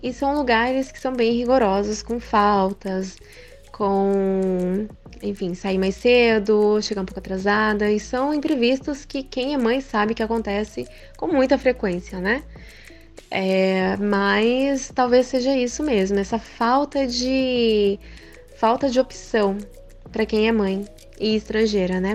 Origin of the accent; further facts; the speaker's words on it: Japan; Eu cresci no Japão, estudei em escola japonesa também